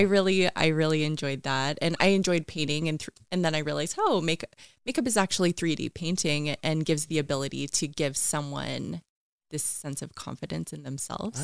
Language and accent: English; West Richland, Washington, United States; I grew up in Eastern Washington in West Richland, um, actually in a trailer park area.